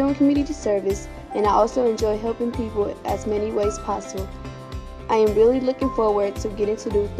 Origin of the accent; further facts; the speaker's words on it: Puerto Rico; now in Toledo, United States; I am from Puerto Rico, and I currently live in Toledo, Ohio.